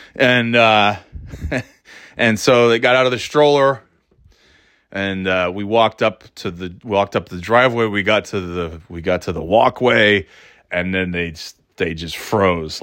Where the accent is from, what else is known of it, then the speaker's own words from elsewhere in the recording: New York, United States; moved away as an adult; now in New England, United States; my thirty years growing up in New York